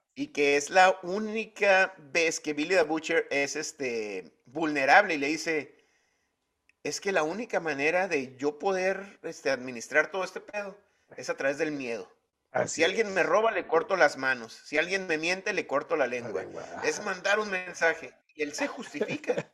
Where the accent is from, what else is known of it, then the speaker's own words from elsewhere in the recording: Mexico; como mexicano